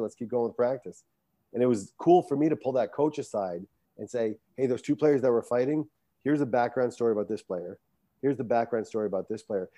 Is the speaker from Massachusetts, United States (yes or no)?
no; Barrington, Rhode Island, United States; I was born and raised in Barrington, Rhode Island